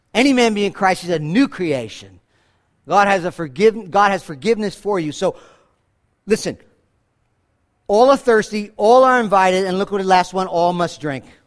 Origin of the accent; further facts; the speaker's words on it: Monsey, New York, United States; I grew up in Muncie, New York